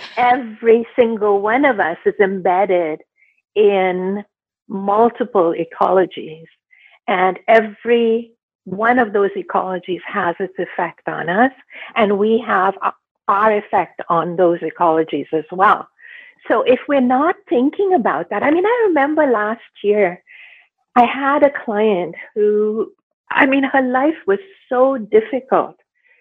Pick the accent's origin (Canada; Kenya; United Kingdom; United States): Canada; I live in Canada. I'm Canadian. I'm Indo-Canadian.